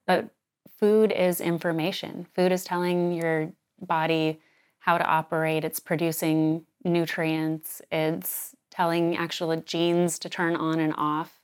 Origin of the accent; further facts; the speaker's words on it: Sedona, Arizona, United States; now in New York City, United States; we knew growing up in Sedona